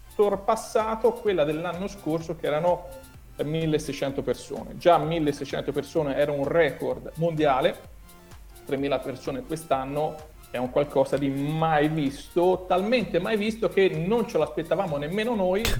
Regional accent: Tuscany, Italy; accent: strongly Tuscan; Io sono toscano

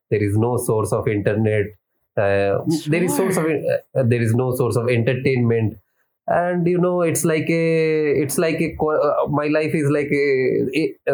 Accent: India

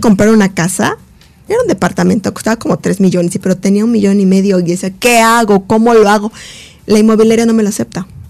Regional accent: Mexico; como mexicana

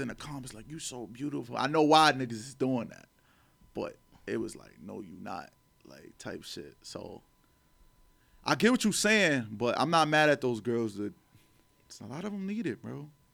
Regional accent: New York City, New York, United States; growing up in Harlem

